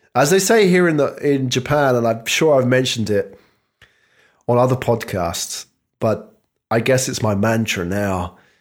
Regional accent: United Kingdom; I'm British

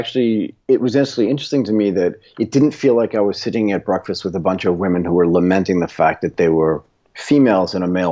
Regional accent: United States; I was born in the United States of America, that I speak English

